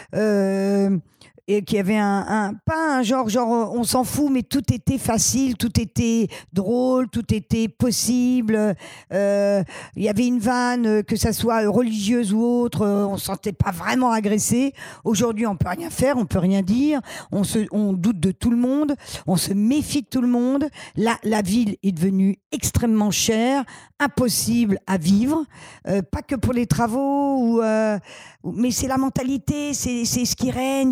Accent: Paris, Île-de-France, France; je suis né à Paris 12e et je suis, euh, j'ai vécu à Paris qu'à Paris

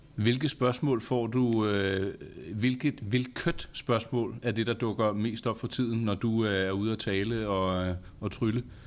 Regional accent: north of Copenhagen, Capital Region of Denmark, Denmark; jeg er vokset op herude, og man ja. taler jo om to ting herude. Der er ja. den ene og den anden side af Lyngbyvejen

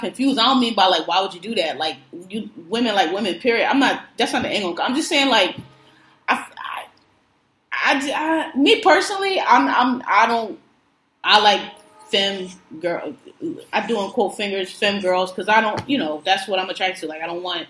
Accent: Philadelphia, Pennsylvania, United States; I'm from Philadelphia, so dreads automatically, to me, evoke visions of move

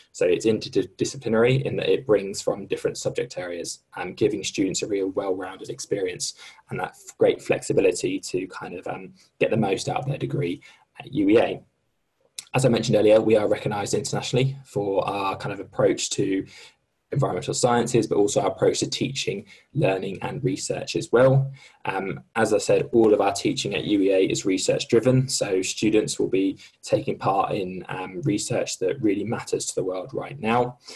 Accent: Norwich, East of England, United Kingdom; I'm actually from Norwich

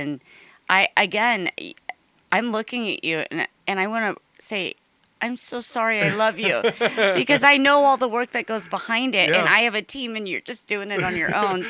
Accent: Ireland; I'm Irish.

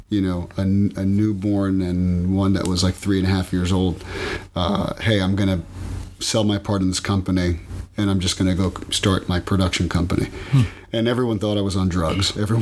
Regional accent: Miami, Florida, United States; Born and raised in Miami. Whole family's from here. Brought up in a Cuban house

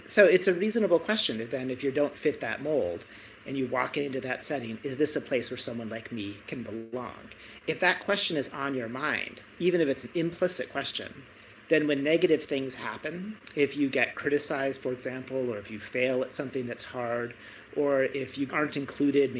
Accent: Michigan, United States; now in Stanford, United States; I was brought up in Michigan

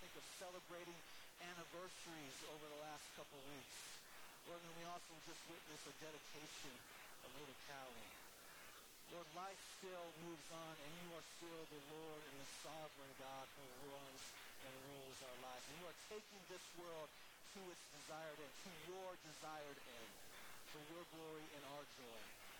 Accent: Tucson, Arizona, United States; now in Fort Collins, United States; I grew up in Tucson, Arizona, and Tombstone was just about an hour and a half away from us.

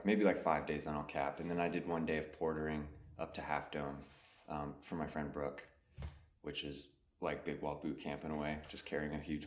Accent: East Coast, United States; also born or lived in South Carolina / Vermont; I grew up on the East Coast

